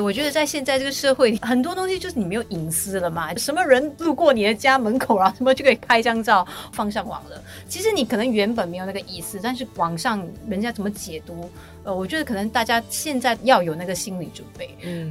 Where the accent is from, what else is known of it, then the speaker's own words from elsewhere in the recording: Singapore; 我们新加坡人